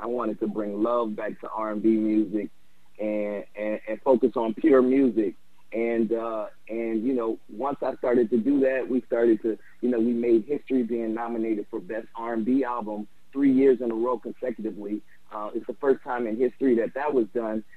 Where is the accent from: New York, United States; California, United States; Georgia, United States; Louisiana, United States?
Louisiana, United States; New Orleans; me growing up in New Orleans, I had music all over the place